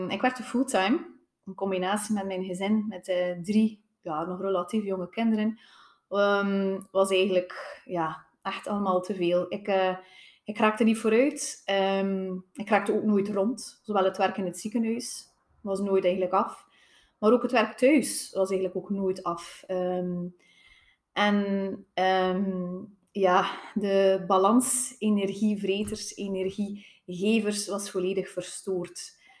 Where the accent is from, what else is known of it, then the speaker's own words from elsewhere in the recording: Tielt, Flanders, Belgium; Uh, eh, ik ben afkomstig van Tielt.